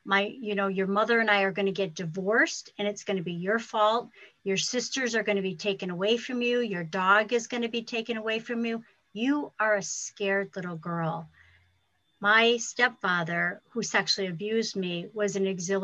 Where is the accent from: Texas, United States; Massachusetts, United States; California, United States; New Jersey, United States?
Massachusetts, United States; Ludlow; I'm from Ludlow, Massachusetts.